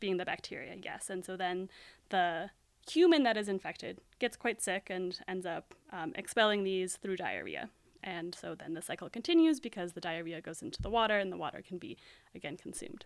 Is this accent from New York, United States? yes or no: no; Aspen, Colorado, United States; moved away as an adult; now in Berkeley, United States; growing up in Aspen